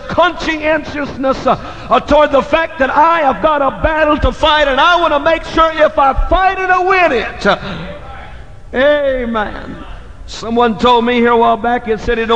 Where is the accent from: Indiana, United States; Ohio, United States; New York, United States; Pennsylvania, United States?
Indiana, United States; moved away; my senior class will be meeting in my hometown in Indiana to celebrate their 20th anniversary of graduation